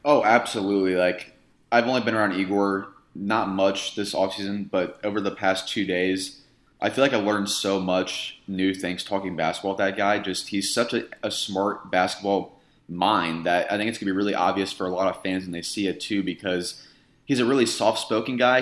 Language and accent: English; Indiana, United States; moved away as an adult; now in Phoenix, United States; I grew up in Indiana. I just moved here about two, two and a half years ago